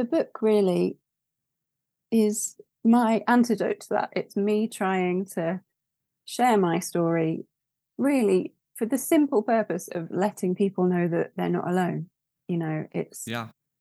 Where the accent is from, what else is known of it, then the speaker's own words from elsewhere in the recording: London, United Kingdom; now in York, United Kingdom; I'm originally from London